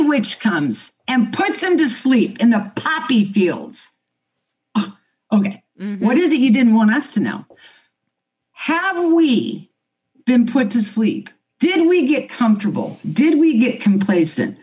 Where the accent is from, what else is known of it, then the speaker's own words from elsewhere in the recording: Kansas, United States; I was born and raised in Kansas